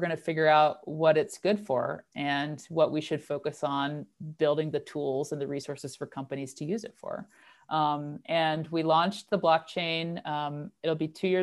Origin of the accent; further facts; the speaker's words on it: North Carolina, United States; moved away as an adult; also born or lived in Netherlands; now in Carbondale, United States; I'm originally from North Carolina